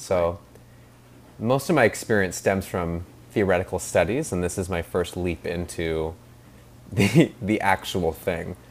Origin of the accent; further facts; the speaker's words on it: Seattle, Washington, United States; also born or lived in New York; I was born in Seattle and grew up here